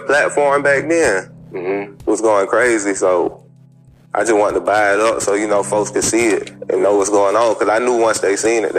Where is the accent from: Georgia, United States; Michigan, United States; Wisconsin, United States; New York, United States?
Georgia, United States; Atlanta; I'm from Atlanta.